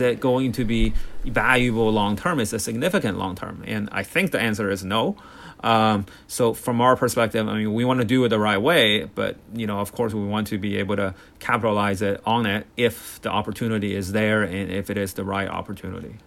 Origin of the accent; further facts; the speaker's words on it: Bay Area, California, United States; I grew up in the Bay Area